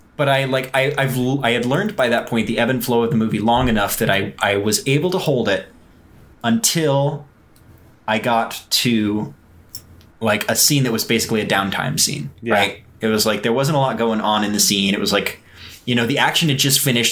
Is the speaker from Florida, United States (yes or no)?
no; Houston, Texas, United States; moved away; I was raised in Houston. I'm technically not from there